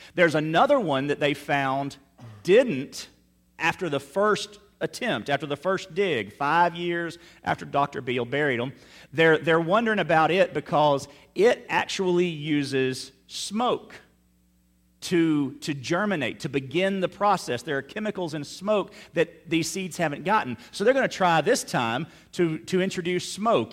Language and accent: English; Meridian, Mississippi, United States; now in South Louisiana, United States; my hometown of Meridian, Mississippi